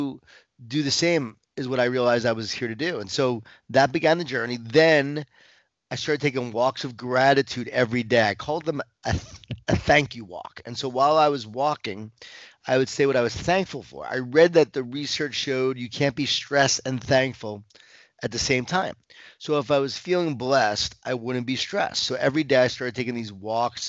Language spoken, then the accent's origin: English; Long Island, New York, United States; I grew up in Long Island, New York